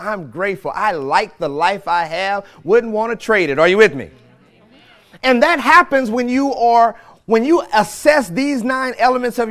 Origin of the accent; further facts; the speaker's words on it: St. Louis, Missouri, United States; moved away; my hometown, Ferguson, St. Louis or St. Louis, Missouri